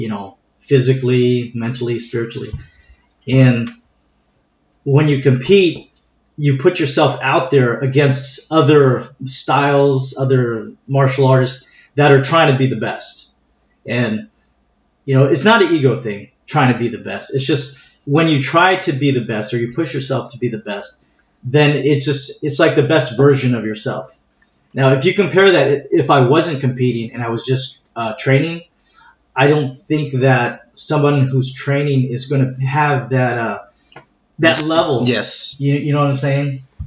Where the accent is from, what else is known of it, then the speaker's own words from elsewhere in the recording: San Diego, California, United States; I'm native uh, to San Diego. I was uh, born and raised in San Diego. Actually, uh, grew up in a community uh, called Mira Mesa